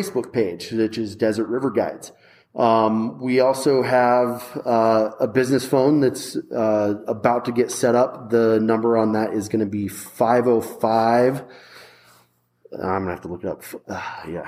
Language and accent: English; Flora Vista, New Mexico, United States; I grew up in Flora Vista